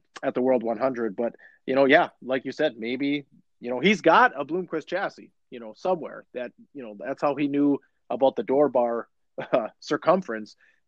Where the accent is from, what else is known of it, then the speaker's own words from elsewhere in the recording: Chisholm, United States; I was born in Chisholm, lived in Chisholm